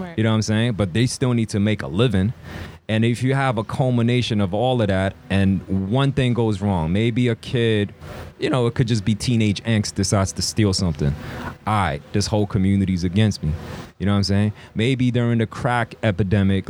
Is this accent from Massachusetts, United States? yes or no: no; New York City, New York, United States; also born or lived in South Korea / China; I grew up in Queens, especially a part of Queens, like Jackson Heights, Elmhurst, Flushing